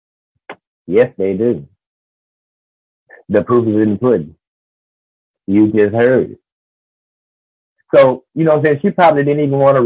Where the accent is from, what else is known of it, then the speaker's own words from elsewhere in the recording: Albany, Georgia, United States; moved away; I was just in Albany, Georgia, which is my hometown